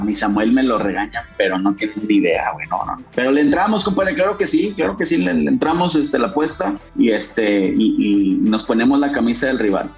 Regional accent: Monterrey, Nuevo León, Mexico; la mayoría somos de Monterrey

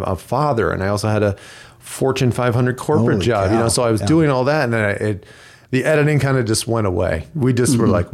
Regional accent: Illinois, United States; now in Chandler, United States; I'm from Illinois

